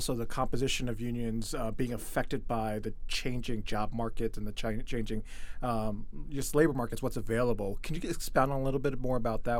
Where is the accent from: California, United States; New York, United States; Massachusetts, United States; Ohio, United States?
Ohio, United States; Dayton; also born or lived in Detroit, Michigan; now in Washington, D.C., United States; I actually grew up in Dayton, Ohio, so my family's still there.